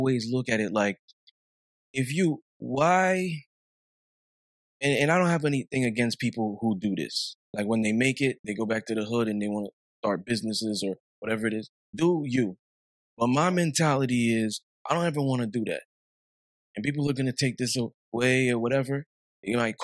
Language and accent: English; New York City, New York, United States; I'm from Flatbush